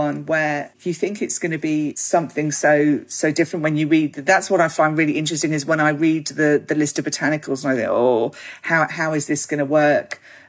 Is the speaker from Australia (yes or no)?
yes; Australia; You know, we have a huge Italian community, we have a huge Greek community